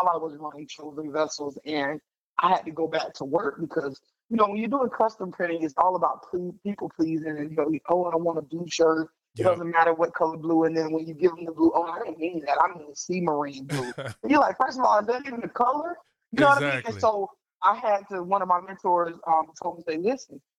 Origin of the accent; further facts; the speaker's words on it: the South, United States; I'm a Southerner girl, so going to Connecticut was the highest up I had ever been